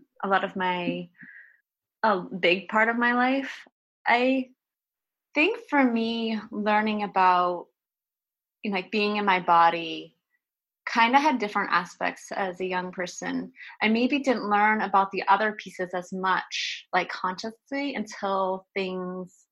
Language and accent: English; outside of Boston, Massachusetts, United States; moved away; I grew up like in outside of Boston